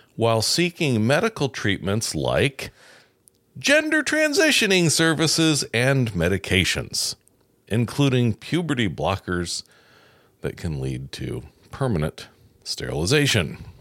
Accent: New York, United States; now in Indiana, United States; I'm from New York and it is a freak state

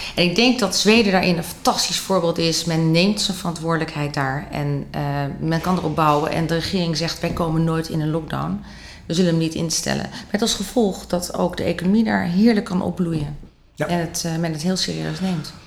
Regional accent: Netherlands; wij eh, als Nederlanders

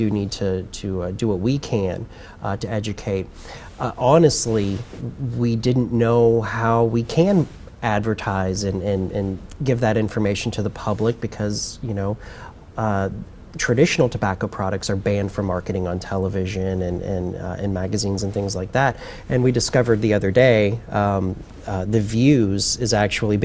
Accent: Bloomington, Indiana, United States; my hometown in Bloomington, Indiana

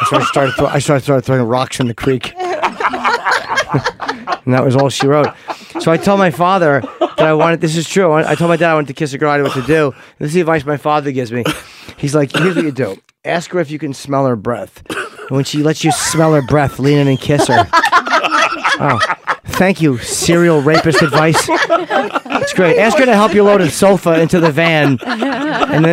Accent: North Brunswick, New Jersey, United States; also born or lived in Edison, New Jersey; North Brunswick. I moved from Edison in fourth grade to North Brunswick

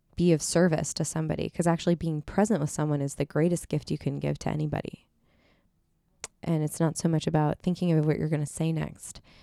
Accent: two hours from Redlands, California, United States; born or raised there; also born or lived in Seattle; now in Los Angeles, United States

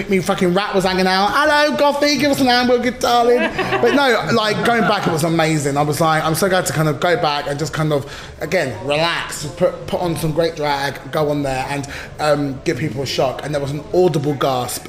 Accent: United Kingdom; we're British.

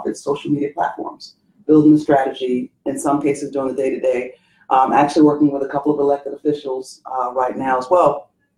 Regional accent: London, United Kingdom; also born or lived in Zimbabwe / Birmingham, Alabama, United States; I was born in Zimbabwe, Africa. I grew up in London, England, and in Birmingham, Alabama.

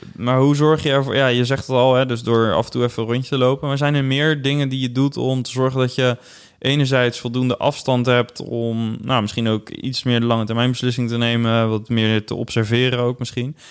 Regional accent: Netherlands; wij hier als Nederlanders

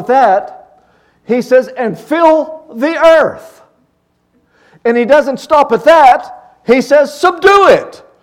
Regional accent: Luthersburg, Pennsylvania, United States; I'm a country boy. I grew up in Luthersburg, Pennsylvania.

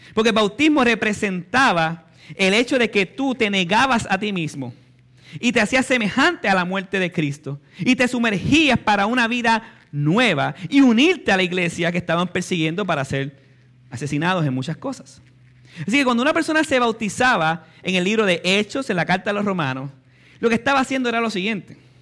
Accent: Puerto Rico; nacimos en Puerto Rico

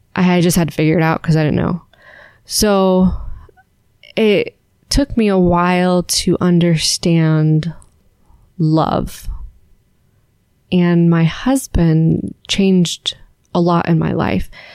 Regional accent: San Francisco, California, United States; moved away as an adult; also born or lived in Alabama; now in Charlotte, United States; where we grew up and growing up in San Francisco

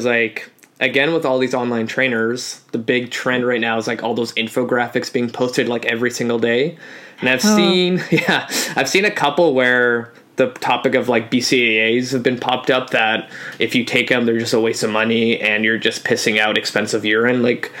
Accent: Poland; And like for me, I'm from Poland, and growing up everything was just potato based. Like even our vodka is potato based

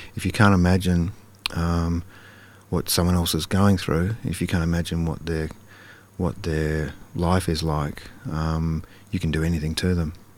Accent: Karrinyup, Western Australia, Australia; growing up in Carrarmuck when it was, you know, it was pretty, pretty modest wor-, uh, working class state housing suburb

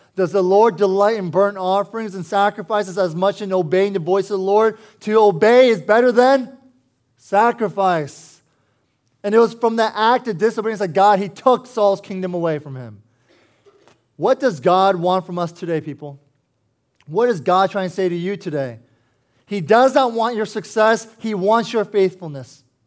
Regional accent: Herndon, Virginia, United States; I was born and raised here in Northern Virginia. I used to live in Herndon

